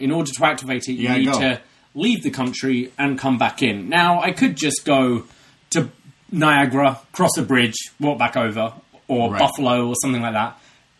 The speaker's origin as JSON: {"language": "English", "country": "United Kingdom", "moved": "as an adult", "lives_now": "Toronto, Canada", "said": "I, as you can hear, am not Canadian. I'm British and have lived here coming up for 4 years now."}